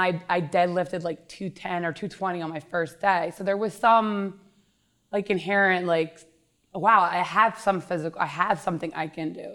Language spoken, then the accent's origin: English; King of Prussia, Pennsylvania, United States; I grew up in Upper Marion, King of Prussia, Pennsylvania. I actually live in the house that I grew up in.